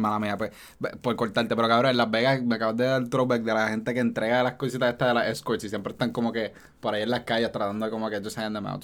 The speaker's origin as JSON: {"language": "Spanish", "town": "Caguas", "country": "Puerto Rico", "said": "como yo soy de Caguas"}